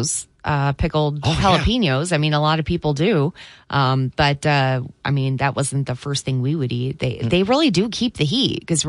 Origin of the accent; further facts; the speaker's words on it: Three Rivers, Michigan, United States; growing up in Three Rivers